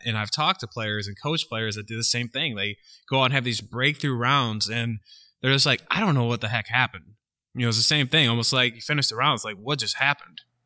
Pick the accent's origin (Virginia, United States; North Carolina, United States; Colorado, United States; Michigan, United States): Michigan, United States; now in Illinois, United States; I'm from Michigan